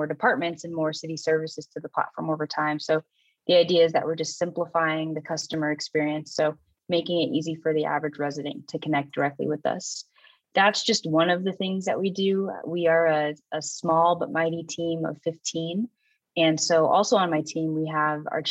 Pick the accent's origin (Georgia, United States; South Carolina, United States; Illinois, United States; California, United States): California, United States; San Diego; my hometown of San Diego